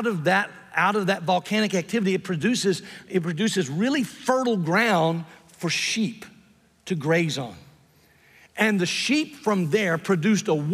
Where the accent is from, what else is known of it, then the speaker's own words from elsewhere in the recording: the South, United States; moved away; I'm from the South